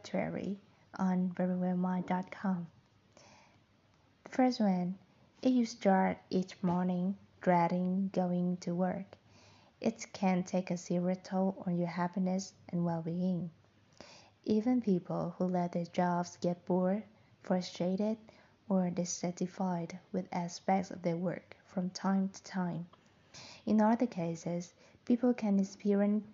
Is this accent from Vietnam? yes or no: yes; Vietnam; accent: mixed accent; first language Vietnamese; English is a second language; moved away as an adult; now in Da Nang, Vietnam; I am a Vietnamese person as a native speaker, I was born in another province, and I lived in another province for about 18 years. And then I moved to Denang to study and work for about 6 years. So my voice, my accent is like mixed accent